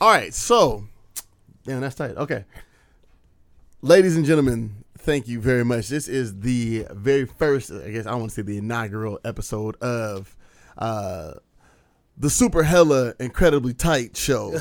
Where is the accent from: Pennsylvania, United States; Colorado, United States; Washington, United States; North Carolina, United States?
Washington, United States; Skyway; I grew up in Skyway